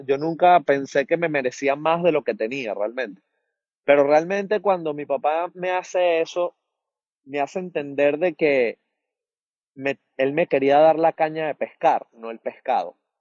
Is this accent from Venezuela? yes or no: yes; Venezuela; moved away as an adult; now in United States; yo vengo de bartender de Venezuela